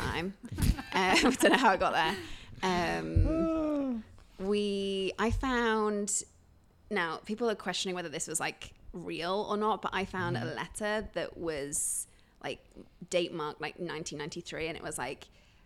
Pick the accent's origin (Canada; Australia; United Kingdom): United Kingdom; moved away as an adult; now in Chicago, United States; being British